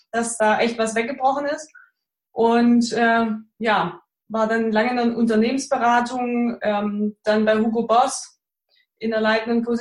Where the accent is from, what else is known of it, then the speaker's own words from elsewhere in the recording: Baden-Württemberg, Germany; accent: Swabian; Komme aus der Nähe von Stuttgart. Äh, ihr entschuldigt meinen Dialekt. Man hört es natürlich auch, dass ich aus dem Schwabenland komme.